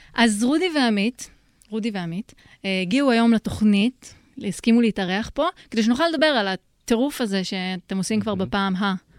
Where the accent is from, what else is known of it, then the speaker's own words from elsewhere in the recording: Rehovot, Central District, Israel; moved away; גם אני מרחובות